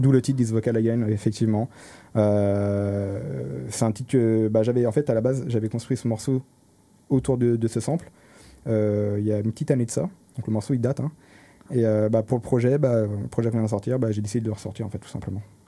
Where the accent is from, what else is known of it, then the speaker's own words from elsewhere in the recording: Paris, Île-de-France, France; moved away as an adult; now in Rennes, France; je viens, de Paris à la base, et euh, je suis arrivé sur Rennes il y a, 5-6 ans